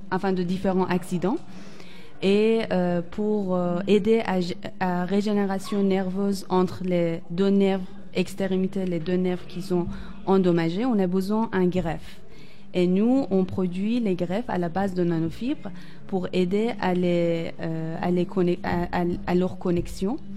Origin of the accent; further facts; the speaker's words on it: Iran; moved away as an adult; Oui. Voilà. En fait, quand j'étais en Iran, j'ai obtenu mon ingénierie en textile en 2012. Après, j'aimerais, je voulais sortir d'Iran et découvrir d'autres pays.